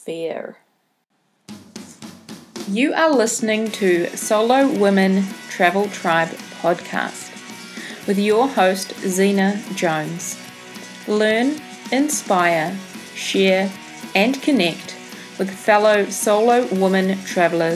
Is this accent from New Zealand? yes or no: yes; New Zealand; accent: Kiwi; my Kiwi accent